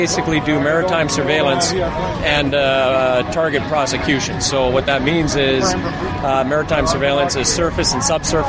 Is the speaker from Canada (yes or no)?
yes; Barrie, Ontario, Canada; I grew up in Barrie.